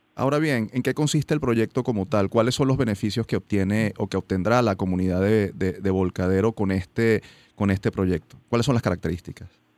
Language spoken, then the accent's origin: Spanish; Venezuela; como universitarios y como venezolanos